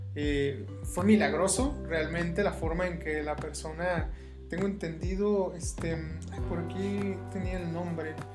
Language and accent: Spanish; Mexico; como mexicanos